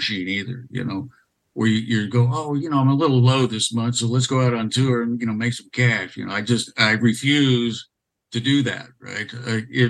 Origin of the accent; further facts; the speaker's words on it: United States; moved away; It's my home country